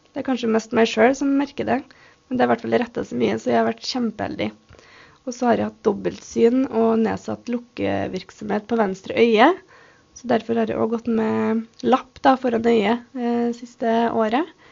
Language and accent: Norwegian; Røros, Trøndelag, Norway; Jeg er født og oppvokst her på Røros